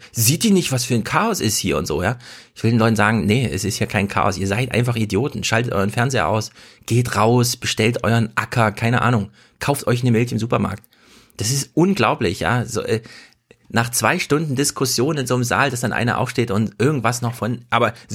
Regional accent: eastern Germany, Germany; Ja, also als Ossi will ich einfach mal klar sagen, ja, das geht so nicht weiter, ihr Ossis.

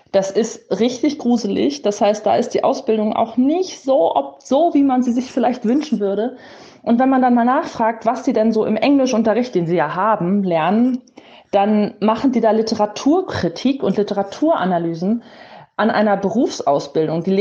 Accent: East Germany, Germany; now in West Germany; Noch dazu bin ich aus dem Osten ursprünglich und wohne mittlerweile im Westen.

